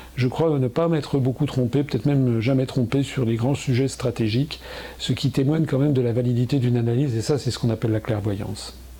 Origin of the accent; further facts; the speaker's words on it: France; la France, de mon pays